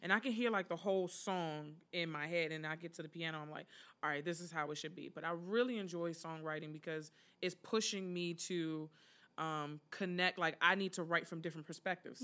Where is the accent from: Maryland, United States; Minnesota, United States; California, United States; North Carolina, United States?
Maryland, United States; Prince George's County; moved away as an adult; now in Philadelphia, United States; I'm originally from Prince George's County, Maryland, the gorgeous Prince George's.